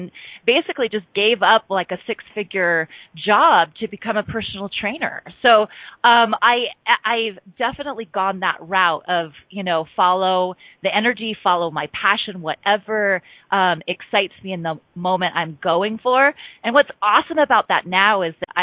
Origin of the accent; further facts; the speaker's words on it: Bountiful, Utah, United States; moved away as an adult; also born or lived in California; I was born and raised in Bountiful, Utah, which is a suburb of Salt Lake City.